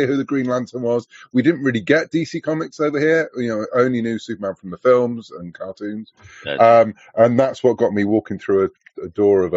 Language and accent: English; southwest of the UK, South West England, United Kingdom; So I'm from the UK, as you could probably guess from my accent. I'm from the southwest of the UK